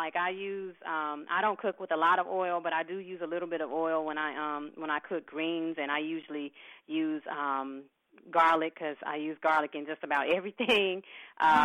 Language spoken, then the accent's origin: English; Mississippi, United States; moved away; I'm a Southern girl. I'm originally from Mississippi.